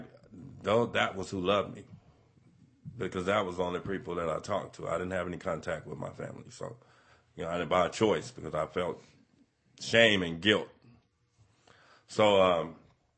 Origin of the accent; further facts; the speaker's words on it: Las Vegas, Nevada, United States; moved away as an adult; now in Modesto, United States; I had a great family growing up in Vegas